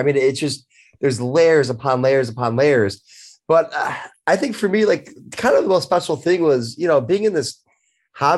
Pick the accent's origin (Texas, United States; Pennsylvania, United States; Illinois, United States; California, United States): Illinois, United States; Chicago; growing up in Chicago